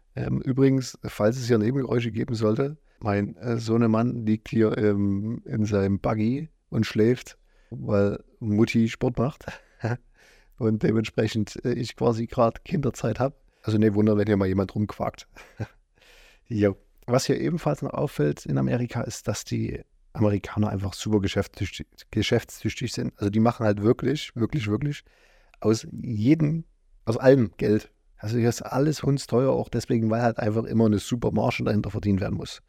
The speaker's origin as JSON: {"language": "German", "area": "eastern Germany", "region": "East Germany", "country": "Germany", "said": "bei uns im Osten"}